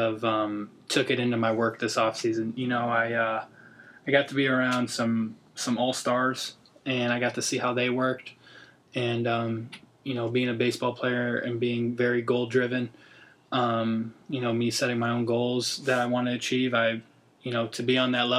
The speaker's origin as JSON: {"language": "English", "town": "Orlando", "region": "Florida", "country": "United States", "tie": "born or raised there", "also_born_or_lived": "Buffalo, New York", "said": "I was born in Buffalo, New York. Moved to Orlando when I was 7"}